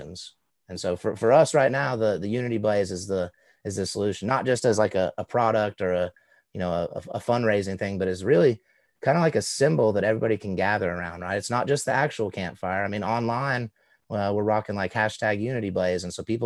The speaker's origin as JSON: {"language": "English", "region": "Southeast", "country": "United States", "tie": "born or raised there", "said": "growing up in the Southeast with kind of ambiguously brown skin"}